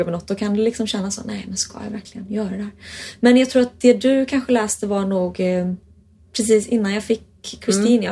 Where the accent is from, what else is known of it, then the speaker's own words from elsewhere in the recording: Sweden; jag är från Sverige